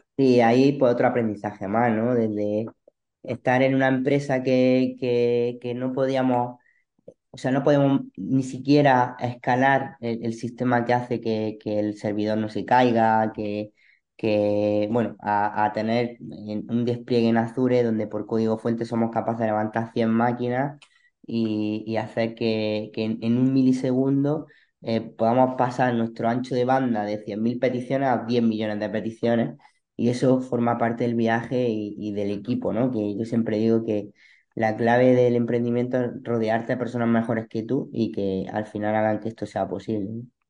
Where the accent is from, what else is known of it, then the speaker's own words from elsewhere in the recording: Granada, Andalusia, Spain; moved away as an adult; now in Almería, Spain; Soy de Granada